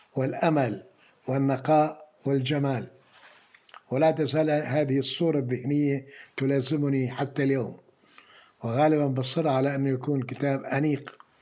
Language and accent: Arabic; Palestine; also born or lived in France; now in Jordan; أنا طالب فلسطيني